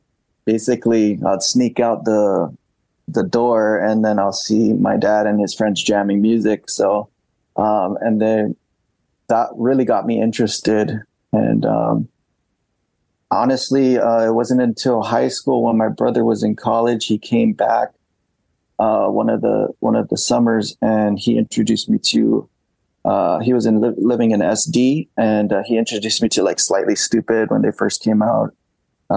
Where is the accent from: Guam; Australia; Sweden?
Guam; moved away as an adult; also born or lived in Japan / Florida; now in St. Petersburg, United States; growing up on Guam